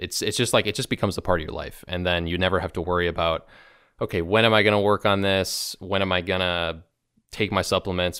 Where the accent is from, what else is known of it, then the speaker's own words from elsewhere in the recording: Chicago, Illinois, United States; I'm from Chicago